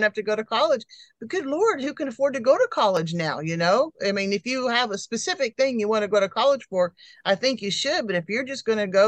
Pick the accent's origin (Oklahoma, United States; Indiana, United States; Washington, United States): Oklahoma, United States; Tulsa; moved away as an adult; also born or lived in Fairbanks, Alaska / Texas / California; I was born in Tulsa